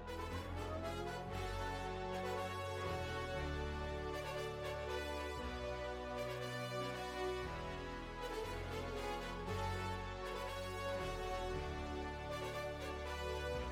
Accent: New Jersey, United States; my home state of New Jersey

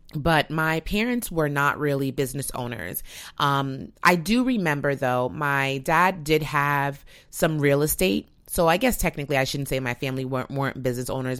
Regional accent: United States; an American

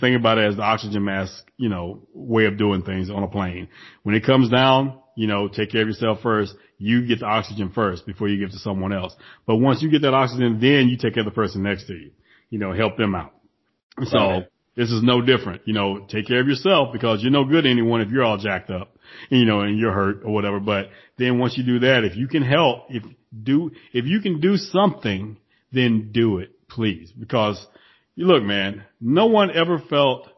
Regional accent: United States; most of us who were born and raised in America

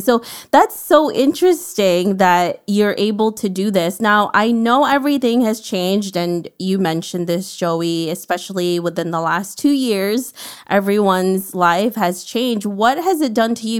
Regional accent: New York City, New York, United States; I'm from New York City

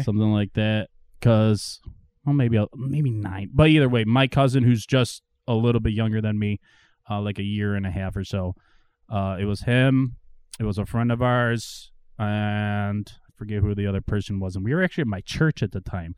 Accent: Marilla, New York, United States; I grew up in Marilla

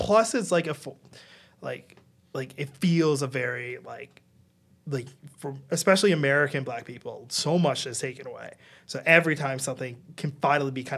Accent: Ghana; now in Canada; I'm Ghanaian. I am first generation immigrant here in Canada.

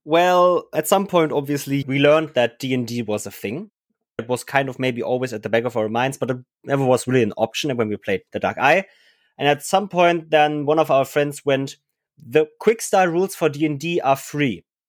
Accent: Germany; English is a second language; we were all Germans. We didn't speak English very well at the time

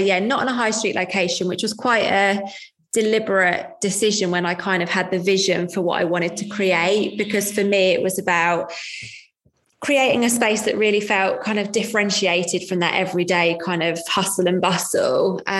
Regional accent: Leighton Buzzard, East of England, United Kingdom; I come from Leighton Buzzard, it's 20 minutes, it's 20 minutes to Aylesbury

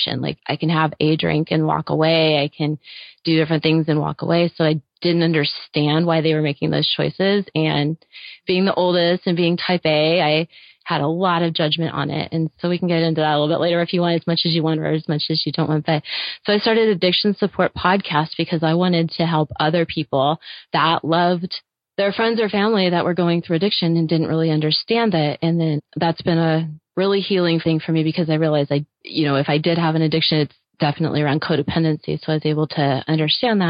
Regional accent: Indiana, United States; I grew up in Indiana

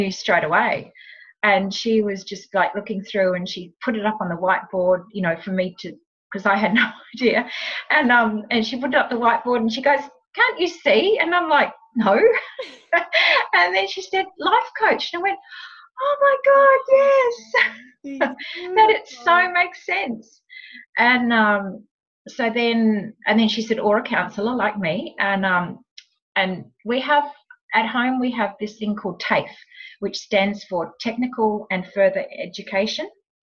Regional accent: New Zealand; moved away as an adult; also born or lived in Sydney, Australia / Los Angeles, United States; now in Tweed Heads, Australia; I was actually born and raised in New Zealand, but I moved to Australia as a very young adult

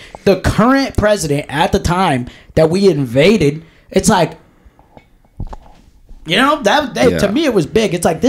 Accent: Texas, United States; born there; and then I was born in Texas.

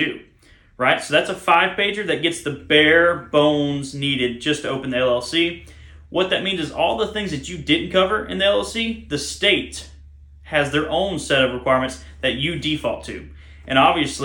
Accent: Alabama, United States; I'm a redneck from Alabama

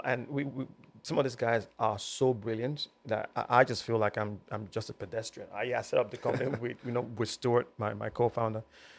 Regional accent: United Kingdom; brought up British.

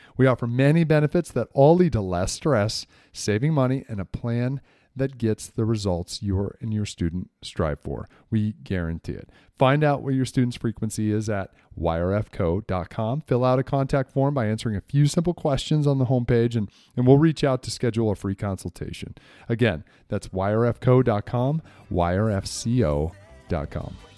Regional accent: New England, United States; I grew up in New England

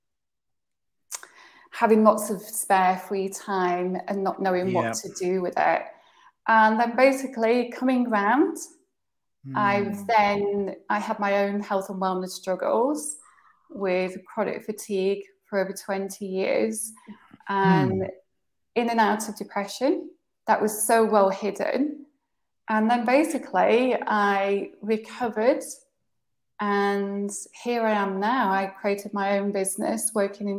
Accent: United Kingdom; moved away as an adult; also born or lived in Southwest France; now in France; I'm British.

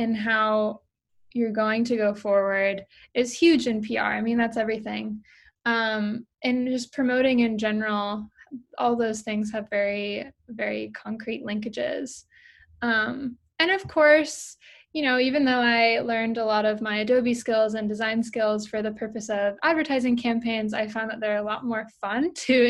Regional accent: Berkeley, California, United States; moved away as an adult; also born or lived in Boston; I grew up in Berkeley, California

